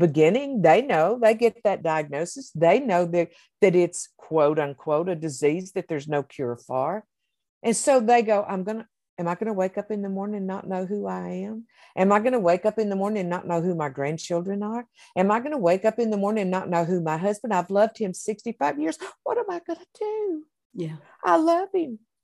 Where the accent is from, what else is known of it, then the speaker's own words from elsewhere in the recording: the South, United States; I'm from the South